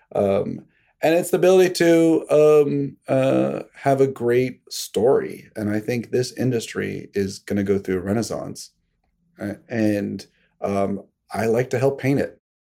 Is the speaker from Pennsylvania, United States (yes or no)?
yes; Pittsburgh, Pennsylvania, United States; now in Greenwich, Connecticut, United States; I grew up in Pittsburgh